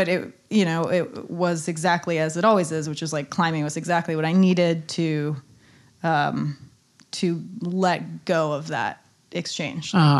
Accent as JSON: {"language": "English", "town": "Santa Cruz", "region": "California", "country": "United States", "tie": "born or raised there", "also_born_or_lived": "Nairobi", "moved": "yes", "said": "Santa Cruz, California, my hometown"}